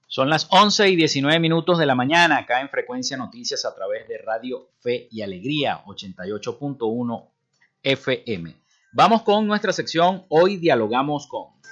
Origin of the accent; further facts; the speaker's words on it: Maracaibo, Zulia, Venezuela; somos los maracuchos